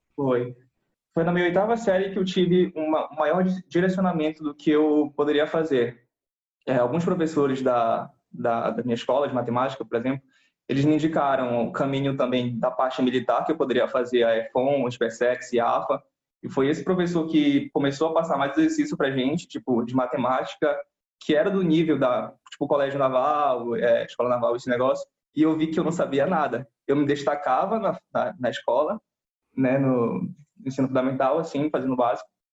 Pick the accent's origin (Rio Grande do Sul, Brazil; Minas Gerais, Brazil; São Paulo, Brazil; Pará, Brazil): Pará, Brazil; Belém; eu sou de Belém do Pará, aqui no norte do país, do Brasil